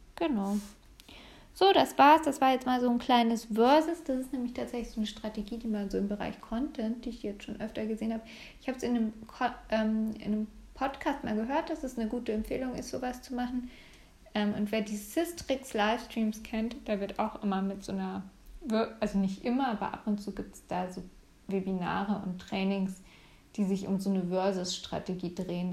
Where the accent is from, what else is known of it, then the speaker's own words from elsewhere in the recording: Munich, Bavaria, Germany; als Münchnerin